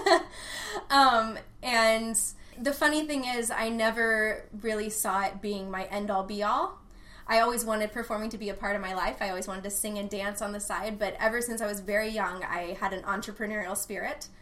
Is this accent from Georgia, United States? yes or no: no; Austin, Texas, United States; born or raised there